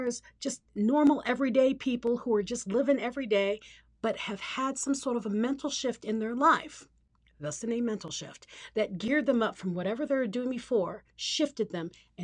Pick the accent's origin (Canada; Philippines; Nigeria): Philippines; moved away; I grew up in the Philippines